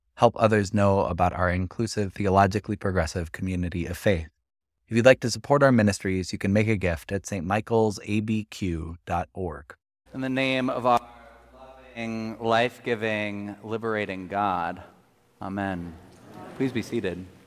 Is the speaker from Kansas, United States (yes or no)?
no; Colorado, United States; moved away as an adult; also born or lived in Washington, D.C.; now in Albuquerque, United States; As a queer kid growing up in the Episcopal Church in Colorado